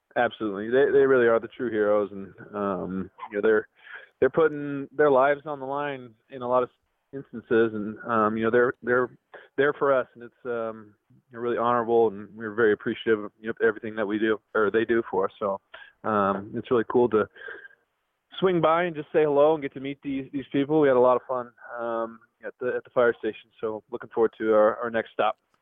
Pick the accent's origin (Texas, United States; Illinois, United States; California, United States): California, United States; Livermore; also born or lived in Pleasanton, California; I was born in Livermore, spent a little time in Pleasanton, I'm in Danville, but um, know, I'm an East Bay guy